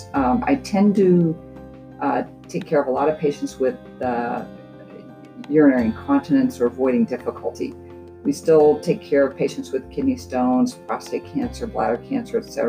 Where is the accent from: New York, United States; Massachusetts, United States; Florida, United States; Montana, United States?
Montana, United States; moved away as an adult; also born or lived in New Mexico; now in Meridian, Idaho, United States; I am originally from Montana, grew up in a family of four